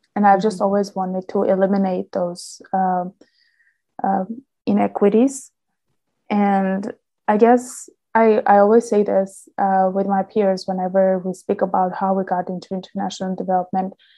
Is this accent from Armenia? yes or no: yes; Armenia; moved away as an adult; now in London, United Kingdom; back home, uh, I'm from Armenia